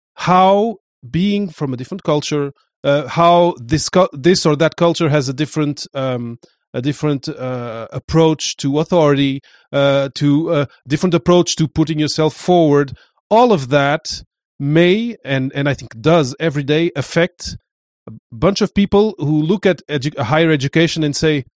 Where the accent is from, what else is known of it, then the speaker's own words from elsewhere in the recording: Portugal; I know I come from Portugal, my mom is from Cape Verde, my father is from Portugal, so I was always kind of weird